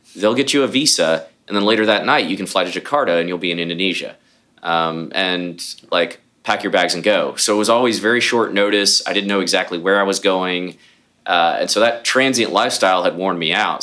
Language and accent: English; Houston, Texas, United States; born or raised there; also born or lived in Columbus, Ohio